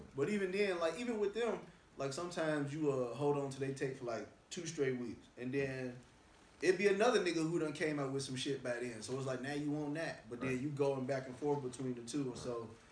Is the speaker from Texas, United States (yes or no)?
no; Chicago, Illinois, United States; moved away; also born or lived in Baton Rouge, Louisiana; I'm from Chicago